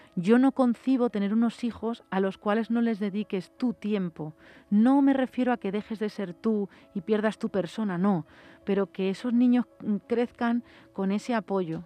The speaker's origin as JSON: {"language": "Spanish", "town": "Mocejón", "region": "Castilla-La Mancha", "country": "Spain", "tie": "born or raised there", "also_born_or_lived": "Madrid", "moved": "as an adult", "said": "yo viví a Madrid y me he ido a vivir a un pueblo, a mi pueblo, a Mocejón"}